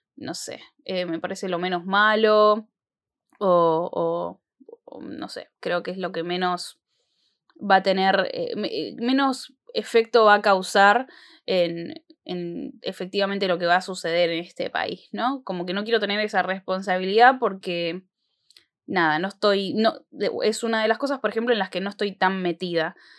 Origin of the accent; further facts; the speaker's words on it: Argentina; en nuestro país, acá en Argentina